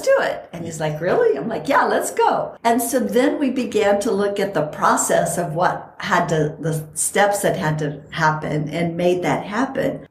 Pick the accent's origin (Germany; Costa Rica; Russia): Costa Rica; moved away; also born or lived in San Bernardino Mountains, California; I grew up in Costa Rica where it is the best weather